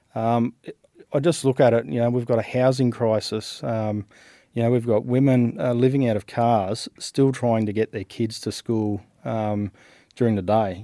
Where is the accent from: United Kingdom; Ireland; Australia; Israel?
Australia; Western New South Wales; also born or lived in Canberra; So I was born in Canberra. I grew up in, uh, Western New South Wales.